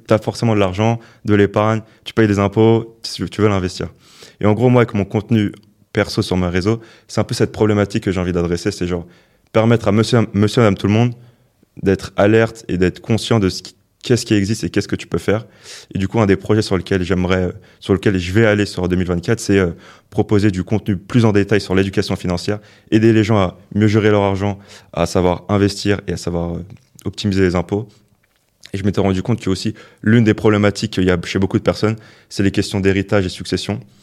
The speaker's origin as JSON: {"language": "French", "town": "Le Plessis-Bouchard", "region": "Île-de-France", "country": "France", "tie": "born or raised there", "said": "Je viens de banlieue, genre du Val d'Oise. Genre la ville d'où je viens"}